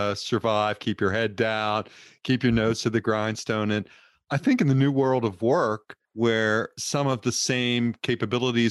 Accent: California, United States; I'm a Californian. I live in the Bay Area

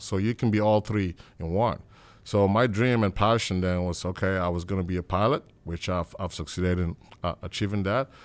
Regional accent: Nigeria; as a little boy growing up in Nigeria

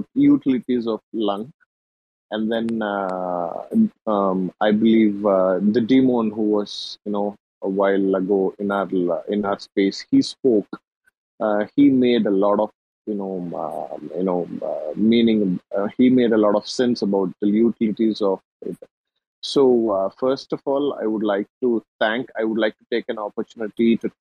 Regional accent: India; I'm from India

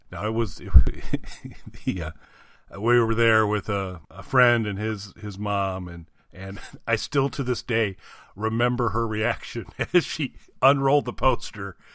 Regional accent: Indiana, United States; now in Illinois, United States; I'm in Illinois now, but I, wa, I was born and raised in Indiana

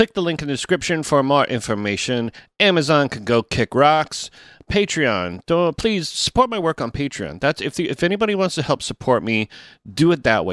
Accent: Toronto, Ontario, Canada; I'm from Toronto

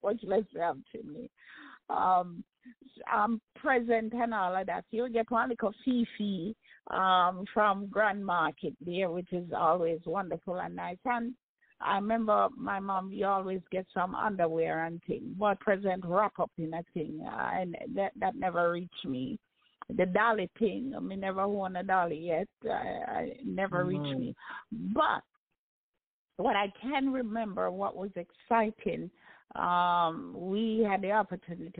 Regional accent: Jamaica; growing up in Jamaica um, was wonderful

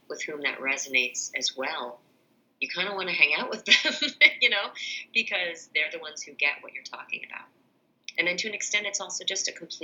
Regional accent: New England, United States; I grew up in New England

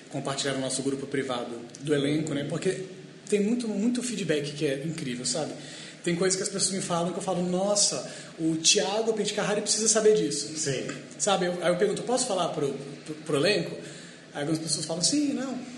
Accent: Espírito Santo, Brazil; moved away; Eu sou do Espírito Santo, é um lugar bem, bem pequeno.

